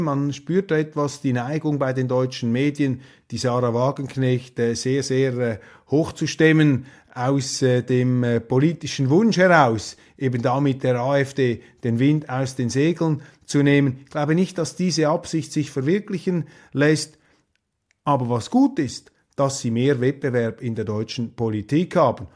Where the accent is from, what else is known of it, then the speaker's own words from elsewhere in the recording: Switzerland; als Schweizer